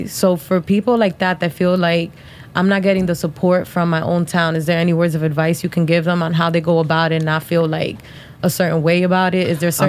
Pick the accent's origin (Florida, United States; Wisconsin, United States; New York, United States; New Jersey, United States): New Jersey, United States; Perth Amboy; now in Orlando, United States; I'm born and raised in Jersey.